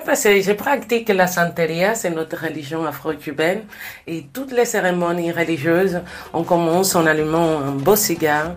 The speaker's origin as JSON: {"language": "French", "region": "Pinar del Río", "country": "Cuba", "tie": "born or raised there", "moved": "yes", "said": "Pinar del Rio, c'est là où je suis né, c'est la terre du cigare."}